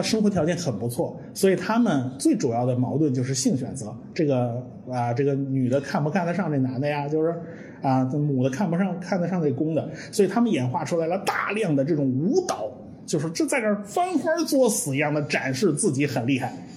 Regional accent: China; 我们中国人都懂

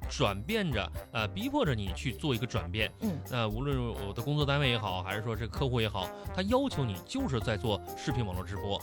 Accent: Suifenhe, Heilongjiang, China; now in Guangdong, China; 我的家乡哈，在绥芬河，呃，我家乡是黑龙江哈，就是嗯。我家乡一个城市绥芬河

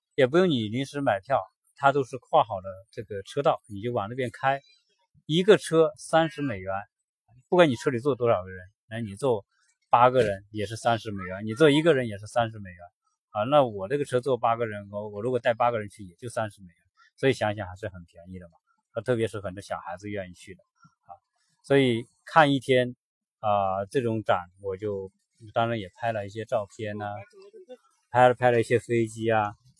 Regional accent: China; 我们中国人

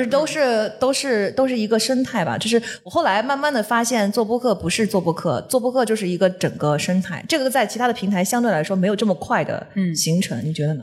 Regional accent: China; moved away as an adult; also born or lived in Shanghai, China / Michigan, United States; 我从小是在一个小镇长大的，然后就一个非常单纯的地方

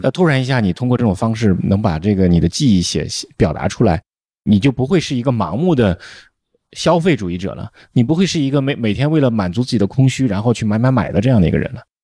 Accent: northern China, China; moved away as an adult; now in Shanghai, China; 我们在北方的长大的孩子，离水就会很远，基本上我小时候说是你能跑到什么水，水里面去玩的这种机会，一年可能才一次两次

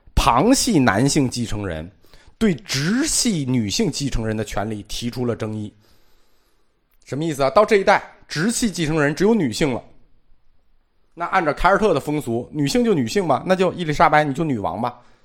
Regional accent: China; 我们中国人

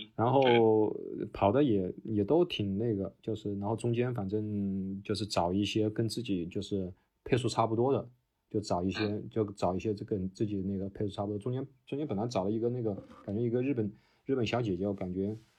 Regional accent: Wuhan, Hubei, China; now in Australia; 因为我是武汉人

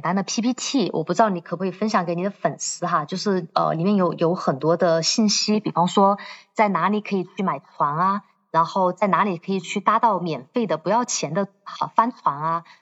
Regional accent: Chongqing, China; 我是重庆人 我从重庆坐了

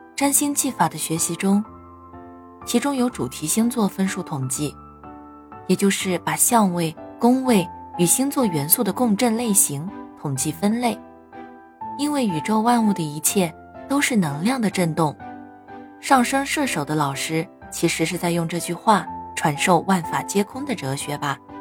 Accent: Inner Mongolia, China; 在我的家乡内蒙古

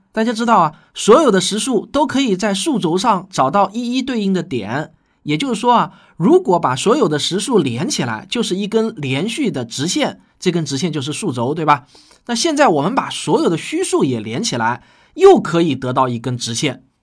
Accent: China; 我们中国人

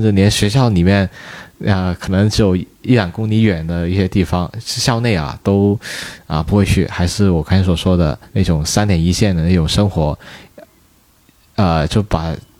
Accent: Hong Kong; moved away as an adult; now in Beijing, China; 我是香港的身，香港同学的身份

